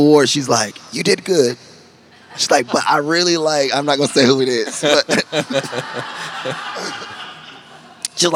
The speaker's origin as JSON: {"language": "English", "town": "Rockingham", "region": "North Carolina", "country": "United States", "also_born_or_lived": "Columbus, Georgia", "moved": "yes", "lives_now": "Nashville, United States", "said": "I'm originally from North Carolina."}